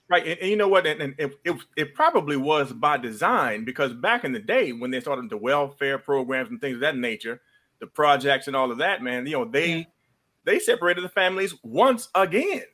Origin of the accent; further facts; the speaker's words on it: Midwest, United States; now in Georgia, United States; I grew up in the Midwest